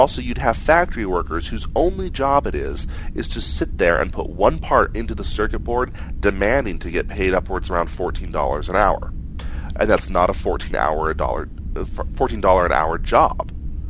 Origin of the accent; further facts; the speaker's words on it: United States; because I'm an American and I'm doing this job